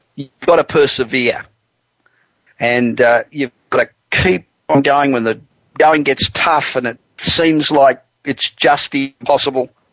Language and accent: English; Australia; accent: Australian; now in Los Angeles, United States; being Australian accent